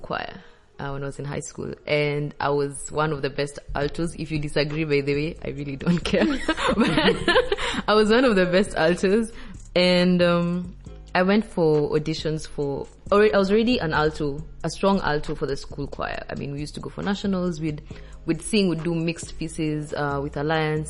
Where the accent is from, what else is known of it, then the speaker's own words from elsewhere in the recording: Kenya; now in Mauritius; I'm also from Kenya